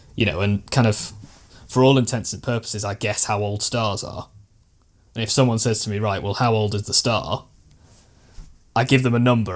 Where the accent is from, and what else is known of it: Stoke-on-Trent, West Midlands, United Kingdom; born or raised there